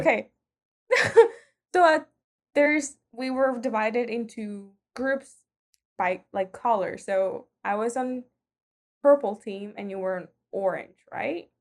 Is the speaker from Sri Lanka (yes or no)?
no; Nicaragua; moved away as an adult; just arrived from Nicaragua